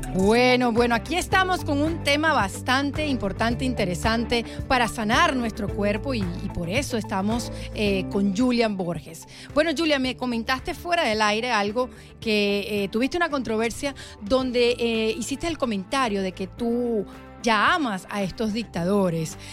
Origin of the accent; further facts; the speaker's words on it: Venezuela; now in Miami, United States; Venezuela, nuestro país